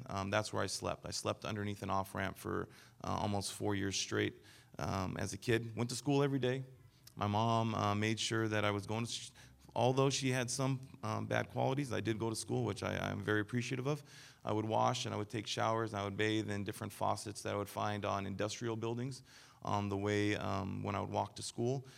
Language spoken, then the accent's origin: English; Denver, Colorado, United States; I was born in Denver, Colorado